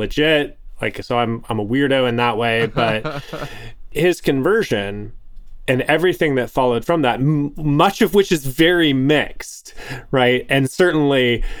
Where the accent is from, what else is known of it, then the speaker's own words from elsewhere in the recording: Canada; I was born in Canada